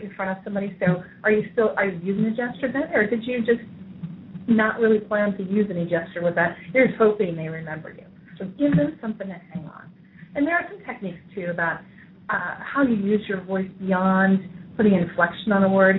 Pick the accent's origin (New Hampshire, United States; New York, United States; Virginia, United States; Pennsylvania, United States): New York, United States; I'm from New York